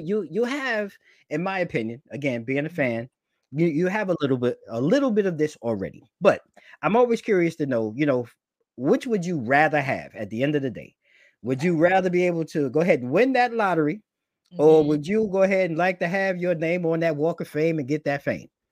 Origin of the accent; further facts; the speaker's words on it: New York, United States; now I'm a New Yorker